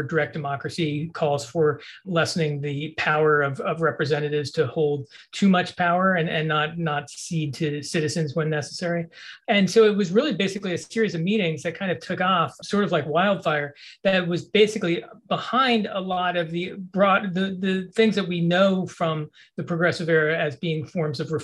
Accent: Bethesda, Maryland, United States; I grew up in Bethesda, Maryland.

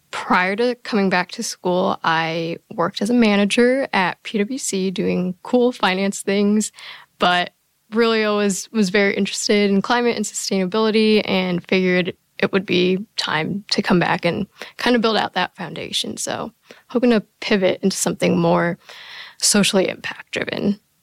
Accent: New Jersey, United States; I'm from Jersey

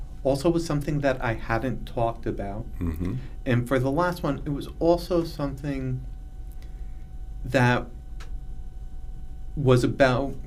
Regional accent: Hamden, Connecticut, United States; I grew up in Hamden, Connecticut

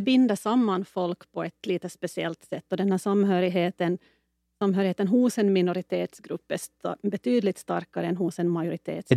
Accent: Finland; Jag är definitivt finlandssvensk

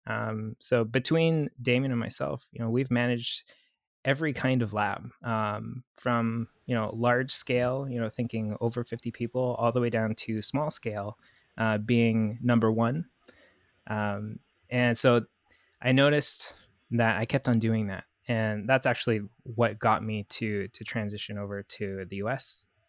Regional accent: Canada; moved away; also born or lived in Vancouver; I'm Canadian, uh, French Canadian

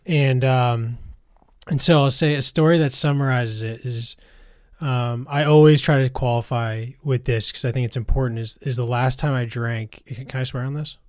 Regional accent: outside of Boston, Massachusetts, United States; I grew up outside of Boston

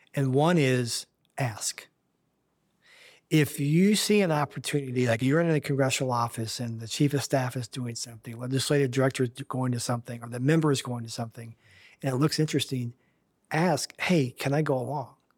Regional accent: Kansas City, United States; moved away as an adult; now in Washington, D.C., United States; I grew up in Kansas City

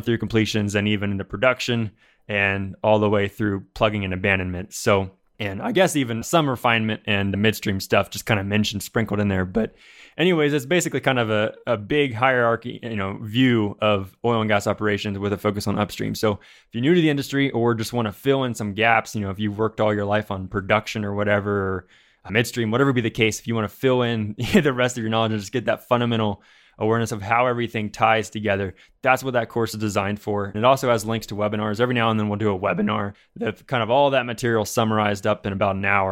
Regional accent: Ohio, United States; I'm from Ohio

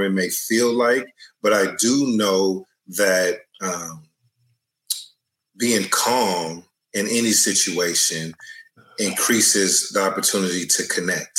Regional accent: Oakland, California, United States; I grew up in Oakland, California, in an area called Brookfield.

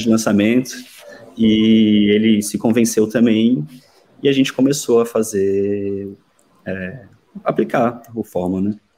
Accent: Brasília, Federal District, Brazil; now in Porto, Portugal; eu sou de Brasília

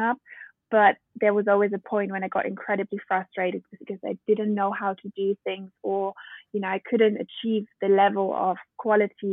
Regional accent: Bavarian countryside, Germany; moved away; also born or lived in Berlin, Germany / London, United Kingdom; I'm German born and raised. I grew up in the Bavarian countryside

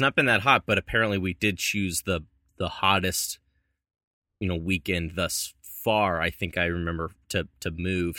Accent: Louisville, Kentucky, United States; born or raised there; moved away

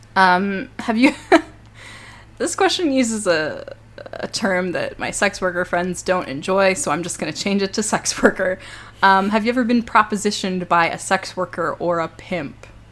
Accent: Toronto, Ontario, Canada; I grew up in Toronto

